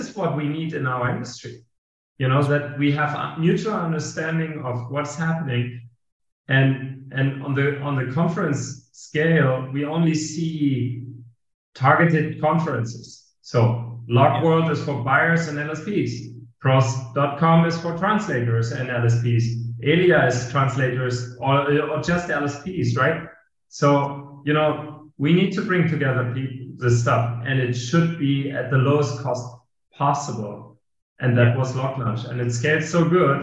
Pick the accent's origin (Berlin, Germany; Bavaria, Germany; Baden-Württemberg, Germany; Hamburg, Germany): Hamburg, Germany; English is a second language; moved away as an adult; also born or lived in Madrid, Spain; now in Lisbon, Portugal; I didn't knew anybody in Hamburg, my hometown, from the industry